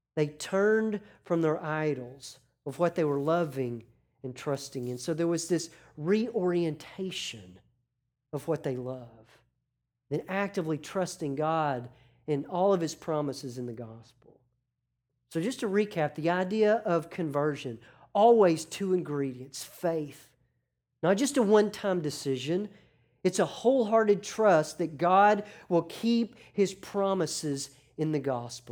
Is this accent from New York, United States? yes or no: no; Arkansas, United States; growing up in Arkansas with professional sports, you have a disadvantage because we have no professional teams